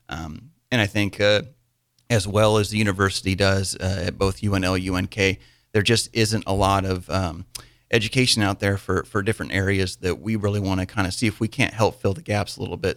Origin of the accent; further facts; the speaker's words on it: Wymore, Nebraska, United States; I grew up in Wymore, Nebraska.